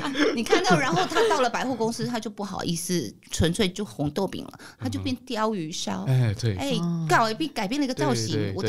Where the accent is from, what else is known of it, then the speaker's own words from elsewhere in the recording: Tainan, Taiwan; 像我们台南，我是台南人，